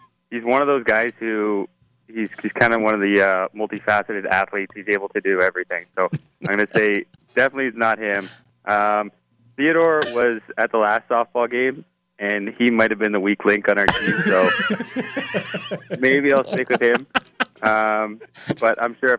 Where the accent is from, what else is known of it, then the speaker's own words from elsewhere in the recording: Toronto, Ontario, Canada; growing up in Toronto, for me and my older brothers, it was always hockey, lacrosse